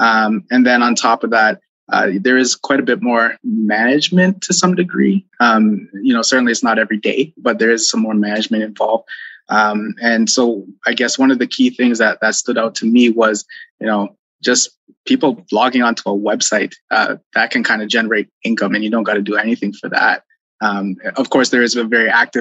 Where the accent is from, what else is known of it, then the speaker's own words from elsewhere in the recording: Toronto, Ontario, Canada; now in Alberta, Canada; We're born and raised in Toronto